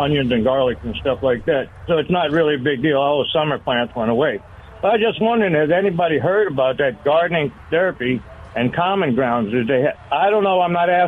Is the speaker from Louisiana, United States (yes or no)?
yes; Chalmette, Louisiana, United States; now in San Antonio, United States; I'm still here in San Antonio, although I'm from Chalmation.